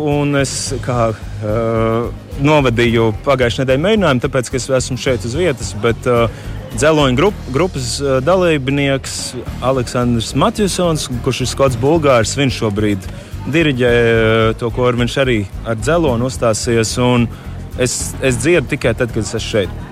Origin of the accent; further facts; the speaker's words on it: Latvia; es esmu Latvijas latviečs.